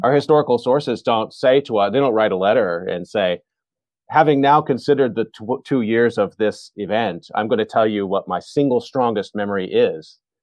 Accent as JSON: {"language": "English", "region": "Texas", "country": "United States", "tie": "born or raised there", "said": "born and raised in Texas."}